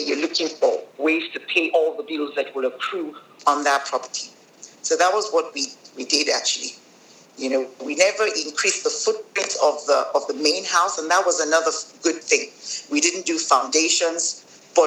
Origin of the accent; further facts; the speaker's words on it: Nigeria; moved away as an adult; now in South Africa; I am from Nigeria. My father is Nigerian